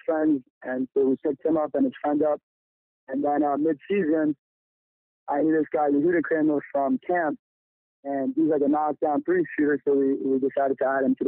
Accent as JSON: {"language": "English", "town": "Lawrence", "region": "New York", "country": "United States", "tie": "born or raised there", "said": "I'm from Lawrence, New York. I attended Dark and Torrance Rockway my entire life"}